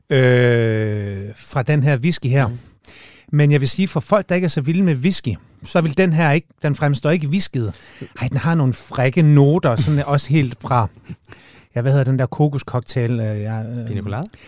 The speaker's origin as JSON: {"language": "Danish", "region": "Jutland", "country": "Denmark", "said": "jeg er fra Jylland"}